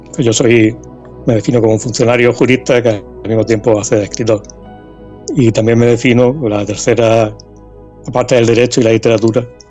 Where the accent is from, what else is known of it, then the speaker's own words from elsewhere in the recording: Lorca, Region of Murcia, Spain; Aquí en Lorca, por ejemplo, hay muchos. bueno, soy de Lorca